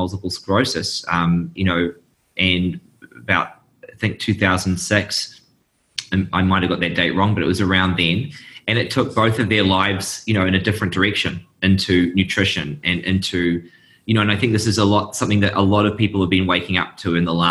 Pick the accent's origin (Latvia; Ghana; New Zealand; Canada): New Zealand; moved away as an adult; now in Seattle, United States; I'm originally from New Zealand. That's where my accent's from.